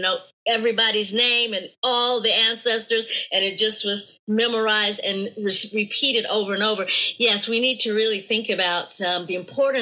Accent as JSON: {"language": "English", "region": "the South", "country": "United States", "moved": "yes", "lives_now": "Washington, United States", "said": "I'm from the South"}